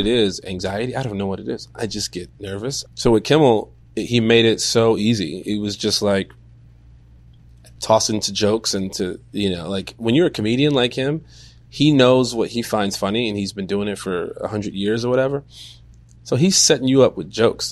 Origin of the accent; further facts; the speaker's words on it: Chicago, Illinois, United States; I am from Chicago